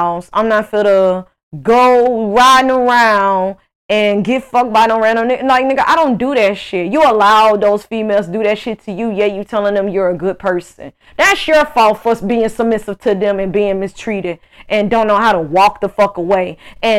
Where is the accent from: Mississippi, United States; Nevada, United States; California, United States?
Mississippi, United States; Greenville; moved away as an adult; now in Houston, United States; I grew up with in Mississippi